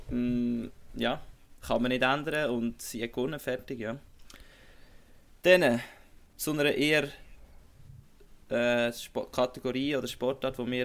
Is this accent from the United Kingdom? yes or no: no; Switzerland; jetzt als Schweizer eben kannst du sagen, hey, eine gute Leistung